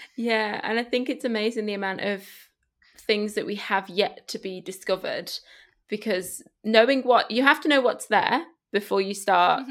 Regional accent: Spain; now in United Kingdom; I grew up in Spain

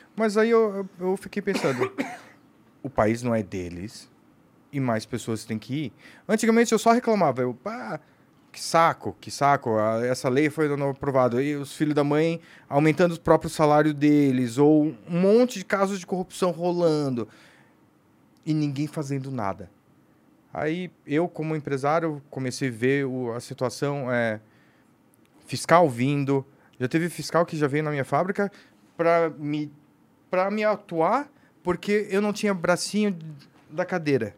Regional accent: São Paulo, Brazil; sou brasileiro, nasci aqui

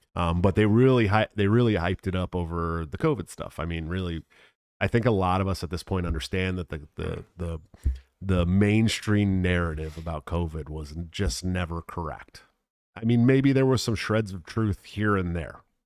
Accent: Bay Area, California, United States; moved away; I'm from the Bay Area, right? Born and raised in California, Bay Area

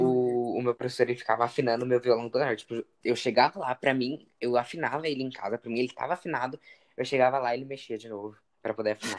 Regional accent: São Paulo, Brazil; eu sou de São Paulo

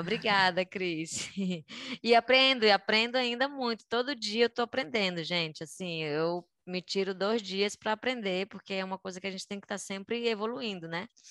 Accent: Belém, Pará, Brazil; moved away as an adult; also born or lived in Rio de Janeiro, Brazil; now in Madrid, Spain; eu sou de Belém do Pará, nascida e crescida é, até os 18 anos, quando eu fui embora de Belém.

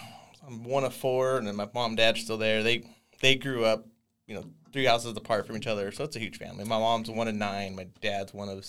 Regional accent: Yuma, Arizona, United States; moved away as an adult; also born or lived in Flagstaff, Arizona; now in California, United States; I'm originally from Yuma, Arizona. And I went to Flagstaff for school in 99

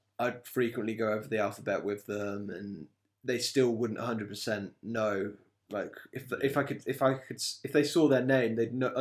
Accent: England, United Kingdom; we, as English people, don't really have much of an accent.

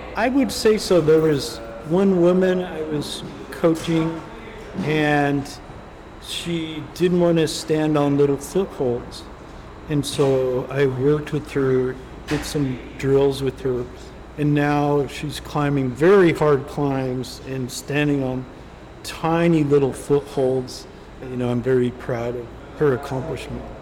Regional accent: Wyoming, United States; now in Colorado Springs, United States; I'm originally from Wyoming and the, I was in the Boy Scouts

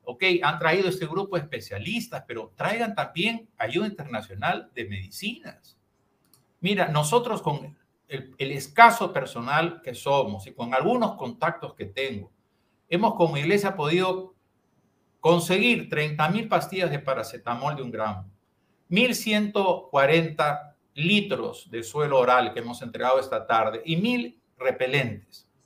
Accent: Piura, Peru; Y los piuranos tenemos una dignidad, o sea, somos parte del Perú este, y, y merecemos un mejor trato.

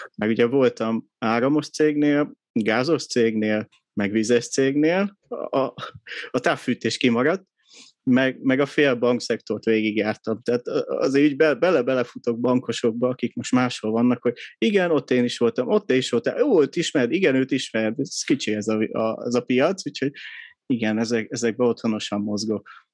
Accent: Budapest, Hungary; 83-ban születtem Budapesten

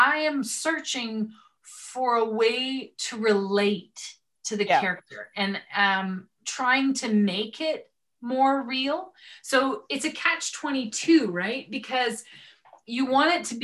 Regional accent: Edmonton, Alberta, Canada; I grew up in the Edmonton area.

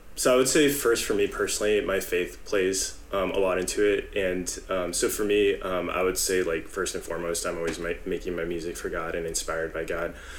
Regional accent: San Jose, California, United States; I'm originally from San Jose, uh, been in the Bay Area for a long time

